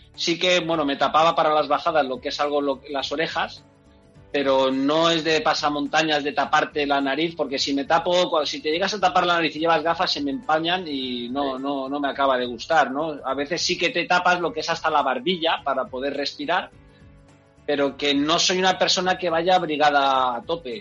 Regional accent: Enguera, Valencian Community, Spain; yo soy de Enguera

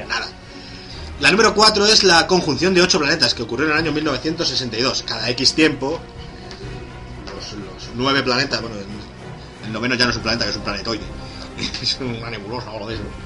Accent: Alcalá de Henares, Community of Madrid, Spain; mi pueblo es una ciudad de 200 200.000 habitantes

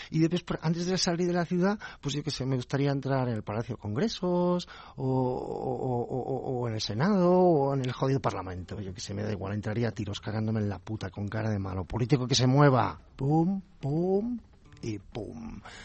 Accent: Catalonia, Spain; Yo soy catalán, no, no nacionalista

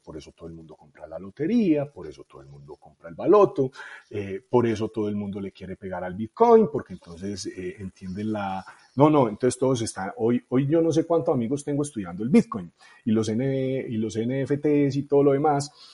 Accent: Medellín, Antioquia, Colombia; also born or lived in Itagüí; yo soy de Medellín

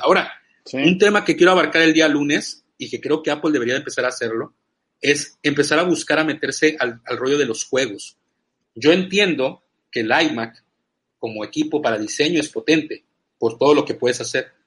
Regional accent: Veracruz, Mexico; soy mexicano y soy jarocho

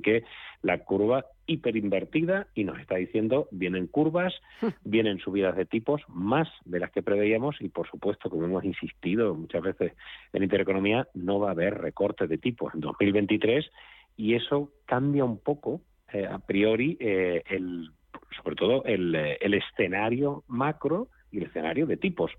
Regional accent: Spain; como español

